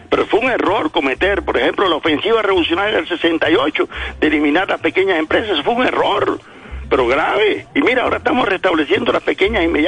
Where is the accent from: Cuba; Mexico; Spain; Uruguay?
Cuba; mi pueblo en Cuba